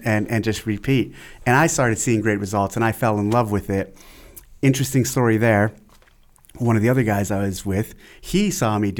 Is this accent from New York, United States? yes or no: no; San Jose, California, United States; also born or lived in Aromas, California; I was born in San Jose, California, 77